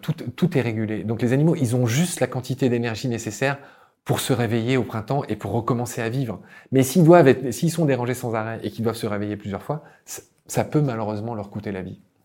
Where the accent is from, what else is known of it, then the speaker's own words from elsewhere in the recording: Lorraine, Grand Est, France; moved away as an adult; also born or lived in Egypt / Chile; dans ma région natale, la Lorraine